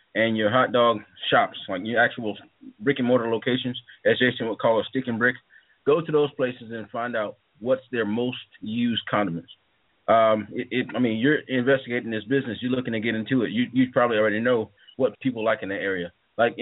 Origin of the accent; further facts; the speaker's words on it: South Mississippi, United States; moved away as an adult; now in North Carolina, United States; Originally, I'm from South Mississippi.